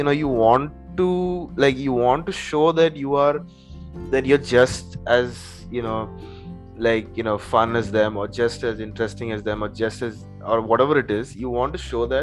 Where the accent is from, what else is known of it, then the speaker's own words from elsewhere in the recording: India; first language English; I grew up in India, what's funny is that, like, you know, even to this date, like, I don't know any Indian language properly